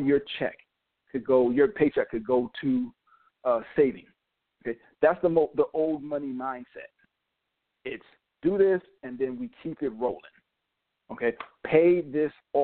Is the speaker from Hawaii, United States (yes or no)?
no; New York, United States; also born or lived in North Carolina / Connecticut; now in Georgia, United States; I born in North Carolina, grew up in New York, spent a long time in Connecticut. Now I'm in Georgia.